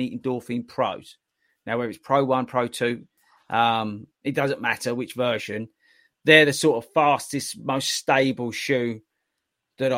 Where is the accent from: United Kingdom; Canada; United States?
United Kingdom; We're British